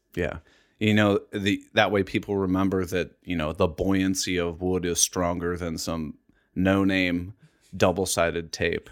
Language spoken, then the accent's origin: English; Columbus, Ohio, United States; I'm from Columbus, Ohio. I've lived here my entire life.